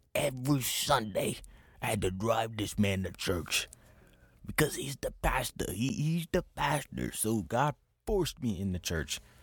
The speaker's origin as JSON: {"language": "English", "town": "St. Petersburg", "region": "Florida", "country": "United States", "said": "I'm from Saint Petersburg"}